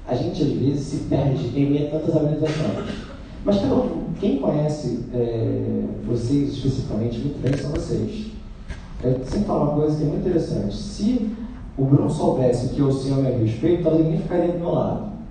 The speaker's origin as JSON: {"language": "Portuguese", "region": "Rio de Janeiro", "country": "Brazil", "said": "Eu sou carioca"}